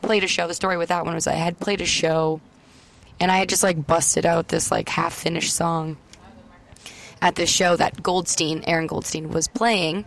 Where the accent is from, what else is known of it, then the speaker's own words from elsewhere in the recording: Welland, Ontario, Canada; I'm from Welland, Ontario, and he's from Welland, Ontario.